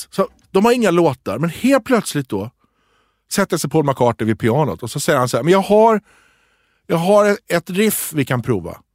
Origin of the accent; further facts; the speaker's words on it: Tripoli, North Governorate, Lebanon; born there; ja. där jag är född.